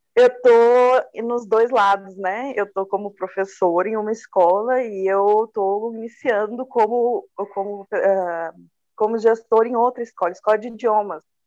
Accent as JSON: {"language": "Portuguese", "town": "Rio Verde", "region": "Goiás", "country": "Brazil", "moved": "yes", "lives_now": "Sorriso, Brazil", "said": "originalmente eu sou goiana, lá de Rio Verde"}